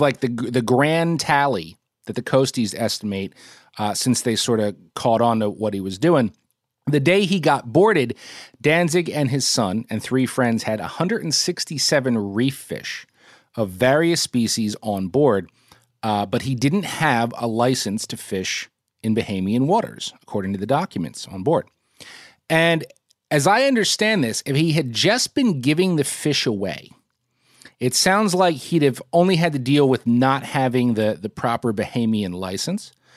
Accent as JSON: {"language": "English", "town": "Trenton", "region": "New Jersey", "country": "United States", "tie": "born or raised there", "said": "I grew up in Trenton. I had, my, my, my childhood home was in Trenton"}